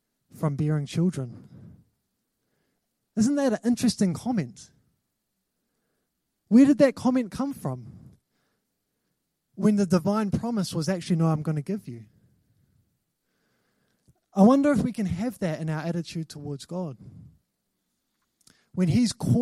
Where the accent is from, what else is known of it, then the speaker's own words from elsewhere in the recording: New Zealand; I've got a New Zealand passport. I'm a New Zealand citizen. I'm not from England